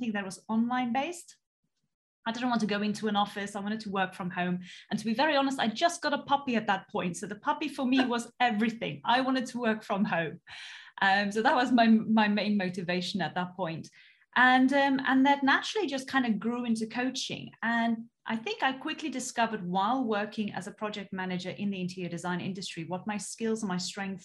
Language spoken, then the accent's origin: English; South Africa; moved away; originally I'm actually from South Africa and I came from such a small town. You know, there was literally growing up, there was one traffic light